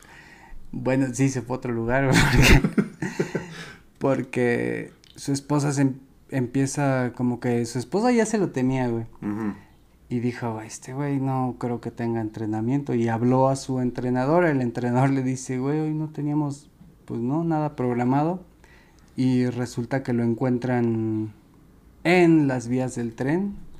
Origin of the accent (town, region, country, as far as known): Mexico